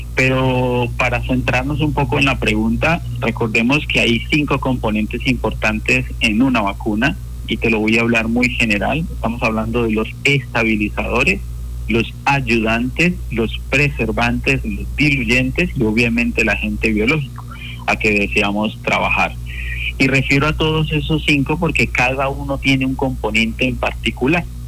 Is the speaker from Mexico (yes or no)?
no; Colombia; fui uno de los eh, que participó como 340 colombianos primeros vacunados